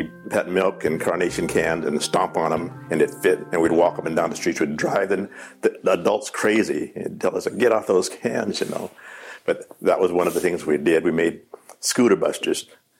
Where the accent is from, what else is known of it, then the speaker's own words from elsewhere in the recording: Seattle, Washington, United States; I was born here in Seattle, 1936. 8 kids in the family.